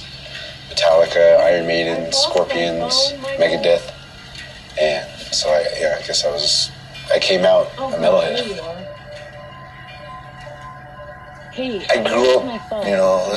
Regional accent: Window Rock, Arizona, United States; We're in Wind Rock, Arizona, my hometown

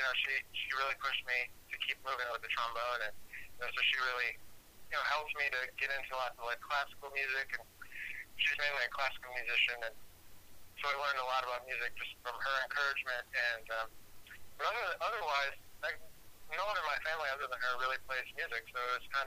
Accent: Rochester, New York, United States; moved away as an adult; now in New York City, United States; I was born in Rochester, New York, upstate. And grew up there

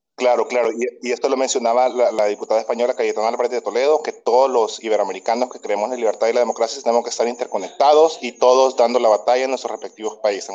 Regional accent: El Salvador; yo soy de El Salvador

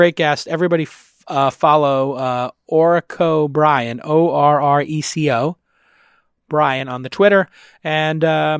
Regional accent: Ireland; I'm Irish.

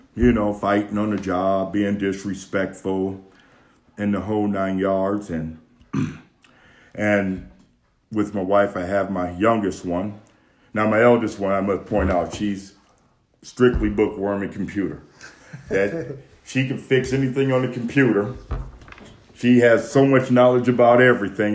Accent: Detroit, Michigan, United States; I'm from Detroit, Michigan

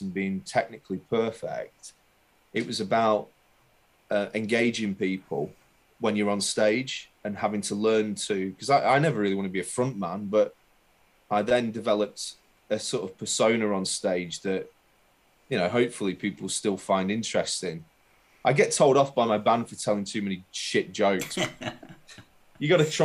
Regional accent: Burnley, North West England, United Kingdom; moved away as an adult; also born or lived in Leicester; now in London, United Kingdom; I was born in Leicester, but I didn't live in Leicester for very long. I moved to Burnley when I was 5 and lived in Burnley until I was 22

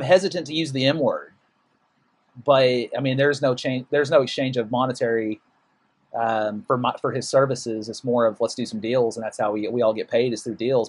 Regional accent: Amarillo, Texas, United States; moved away as an adult; my hometown Amarillo

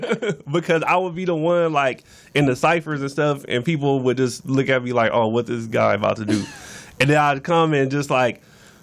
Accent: Los Angeles, California, United States; born or raised there; also born or lived in Venice, Los Angeles / Inglewood / Culver City / Compton

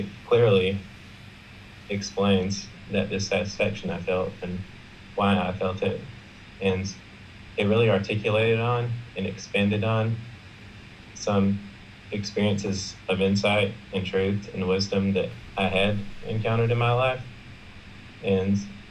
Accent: South Carolina, United States; I'm from South Carolina, which is in the United States

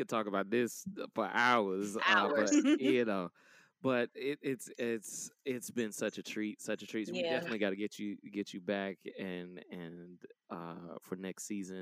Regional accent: Atlanta, Georgia, United States; I grew up in the West End area of Atlanta

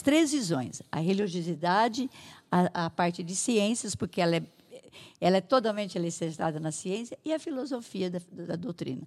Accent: Santa Adélia, São Paulo, Brazil; now in Araras, Brazil; eu sou da cidade de Santa Adélia, lá perto de Catanduva

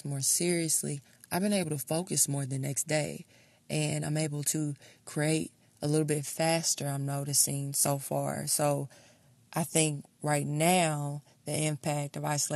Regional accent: Kansas City, Missouri, United States; I'm from Kansas City, Missouri.

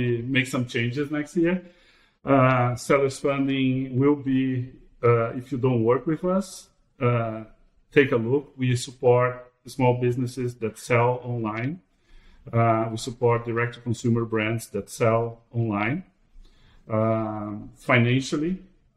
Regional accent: Brazil; moved away; I am originally from Brazil

